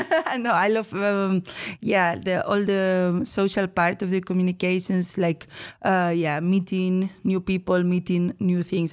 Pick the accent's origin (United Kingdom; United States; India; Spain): Spain; Bilbao, Basque Country; moved away as an adult; now in Netherlands; from the Basque Country, Bilbao, especially.